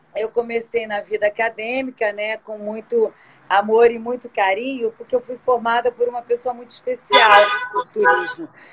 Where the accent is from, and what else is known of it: Rio de Janeiro, Brazil; born or raised there; also born or lived in São Paulo